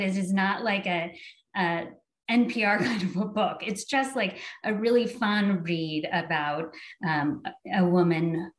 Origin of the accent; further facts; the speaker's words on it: Salem, Oregon, United States; I grew up in Salem.